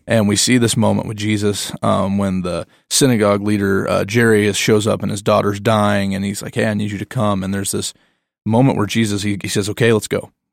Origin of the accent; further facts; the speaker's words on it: the Bible Belt, United States; I'm growing up in the Bible Belt